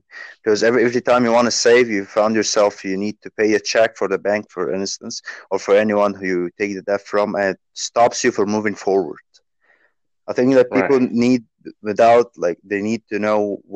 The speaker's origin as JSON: {"language": "English", "country": "Egypt", "said": "I am from Egypt"}